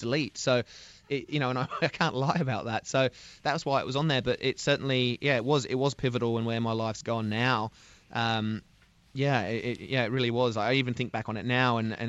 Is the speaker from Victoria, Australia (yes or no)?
no; Sydney, New South Wales, Australia; I'm from Sydney, so I ended up in Melbourne, a different city